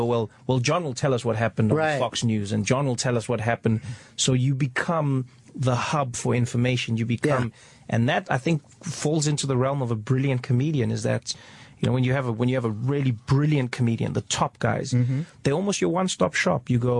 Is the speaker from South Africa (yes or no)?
yes; South Africa; luckily, when I was 10 years old, we had our first democratic election. So I only lived 6 years into apartheid.